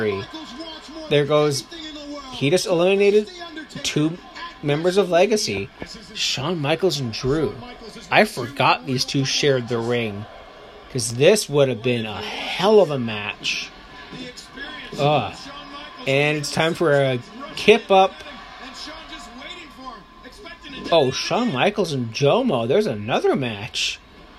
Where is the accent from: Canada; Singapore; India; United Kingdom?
Canada; as a Canadian